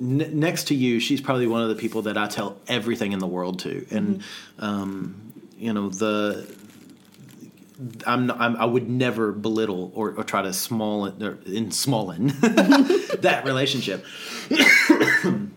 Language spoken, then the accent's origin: English; the South, United States; now in Australia; being a Southerner in amidst Australians